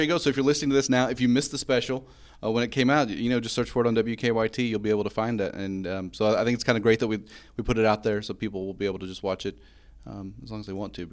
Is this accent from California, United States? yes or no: no; Eastern Kentucky, United States; growing up in Eastern Kentucky